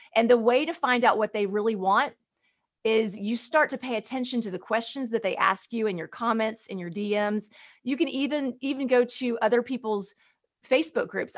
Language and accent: English; Birmingham, Alabama, United States; growing up in Birmingham, Alabama